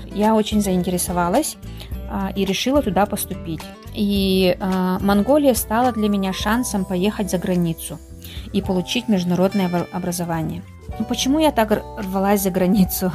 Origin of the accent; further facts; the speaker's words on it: Maya, Sakha Republic, Russia; moved away as an adult; also born or lived in Mongolia / Daejeon, South Korea; now in Seoul, South Korea; я родилась и выросла в Мегино-Кангаласском Улусе, село Мая